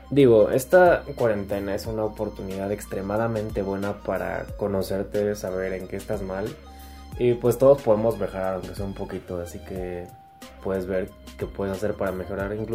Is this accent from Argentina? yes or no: no; Mexico; por lo menos en mi país, en México, eh, que te reconozcan algo está cañón.